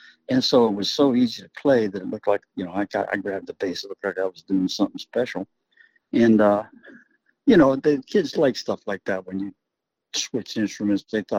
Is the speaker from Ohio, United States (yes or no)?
yes; Ohio, United States; You know, he's from the West Coast. We're from Ohio.